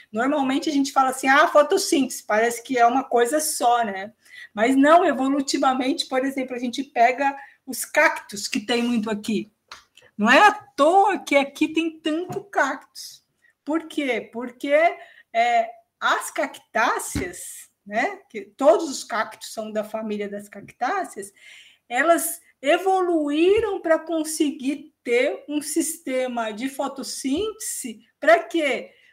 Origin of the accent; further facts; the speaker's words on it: São Paulo, Brazil; now in Santana do Livramento, Brazil; Paulistana, vamos corrigir, eu sou paulistana